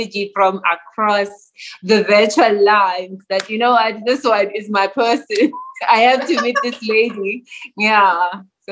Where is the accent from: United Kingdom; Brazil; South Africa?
South Africa; Pretoria, Gauteng; I am a township girl, born and raised in Mamelodi, Pretoria.